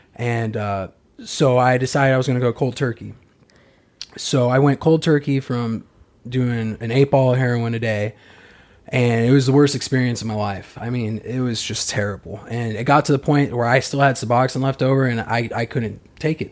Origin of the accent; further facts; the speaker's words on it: Arizona, United States; moved away; I'm from Arizona